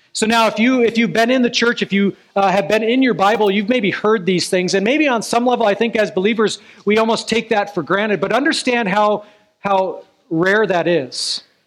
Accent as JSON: {"language": "English", "region": "Alaska", "country": "United States", "tie": "born or raised there", "moved": "yes", "said": "I grew up in Alaska"}